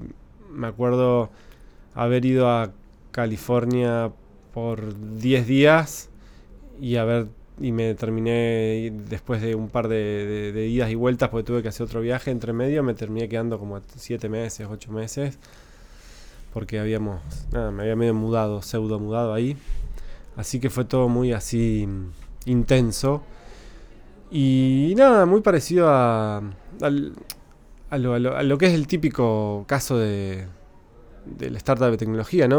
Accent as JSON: {"language": "Spanish", "town": "Concepción del Uruguay", "region": "Entre Ríos", "country": "Argentina", "tie": "born or raised there", "said": "yo crecí en Entre Ríos, en Concepción del Uruguay"}